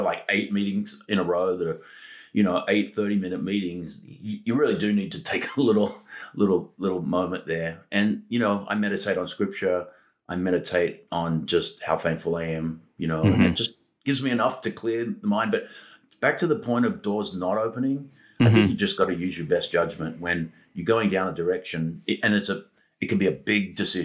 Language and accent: English; Australia; moved away; my, heritage of growing up in Australia